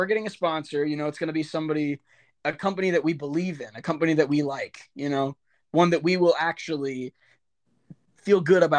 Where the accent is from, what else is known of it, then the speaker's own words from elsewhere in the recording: Little Falls, United States; growing up in Little Falls